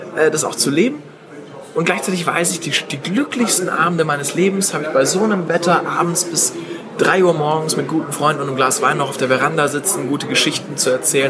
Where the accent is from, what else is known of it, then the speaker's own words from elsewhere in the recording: Stuttgart, Baden-Württemberg, Germany; ich komme aus Stuttgart